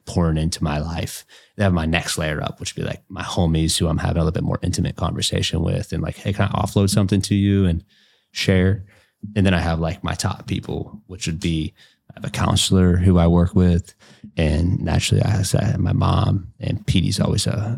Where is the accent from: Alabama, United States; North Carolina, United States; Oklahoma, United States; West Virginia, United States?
West Virginia, United States; moved away as an adult; now in Indianapolis, United States; I'm from West Virginia originally